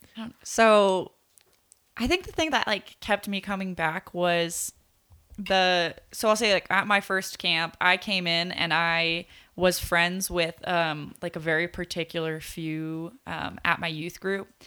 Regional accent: Poway, California, United States; we came with Living Way Church, which is like a church in Poway

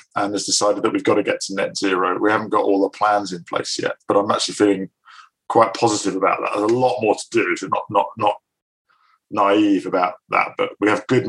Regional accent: north of Scotland, United Kingdom; moved away; also born or lived in Glasgow; having been brought up in the north of Scotland

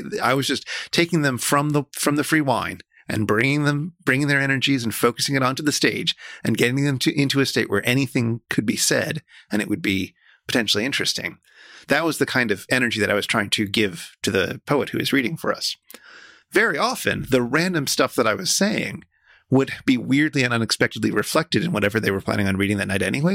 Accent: New York, United States; I grew up in New York

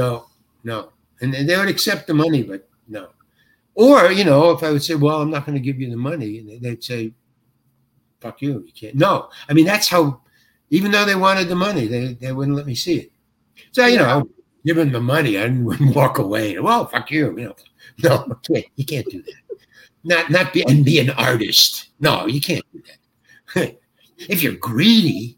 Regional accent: New York, United States; moved away; I'm from New York and I lived in the Village and stuff.

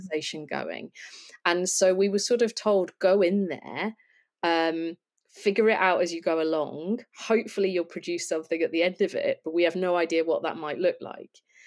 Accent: Lancashire, North West England, United Kingdom; I'm from Lancashire

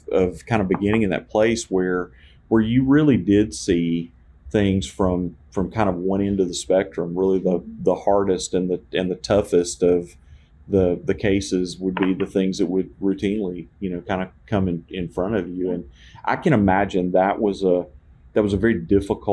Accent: Memphis, Tennessee, United States; also born or lived in Alabama; I grew up in Memphis, although I started out in Alabama

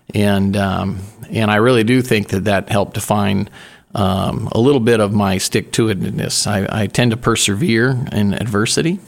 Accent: Spokane, Washington, United States; now in Oregon, United States; born and raised in Spokane, Washington

